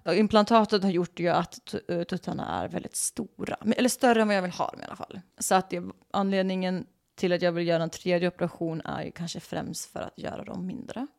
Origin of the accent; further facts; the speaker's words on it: Sweden; moved away as an adult; now in Los Angeles, United States; jag är ju fan svensk. Jag brukar ju bo i Sverige